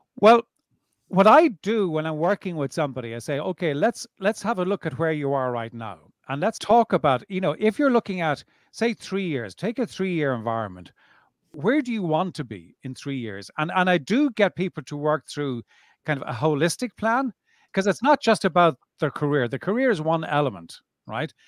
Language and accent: English; Dublin, Leinster, Ireland; now in South of France, France; born and bred in Dublin